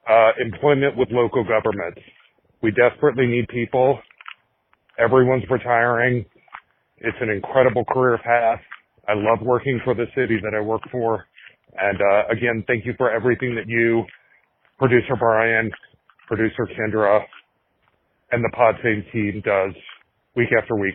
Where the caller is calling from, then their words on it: Tucson, Arizona, United States; I'm calling from Tucson, Arizona.